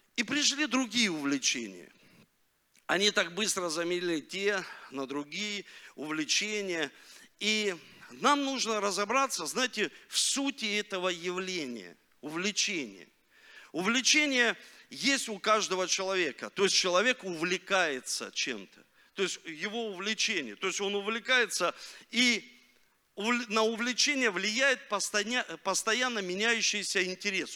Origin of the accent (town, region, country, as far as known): Rostov-on-Don, Rostov Oblast, Russia; born or raised there; also born or lived in Leningrad (Saint Petersburg)